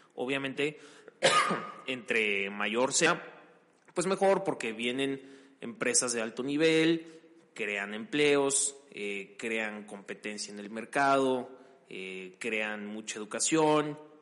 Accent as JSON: {"language": "Spanish", "country": "Mexico", "said": "nosotros como mexicanos"}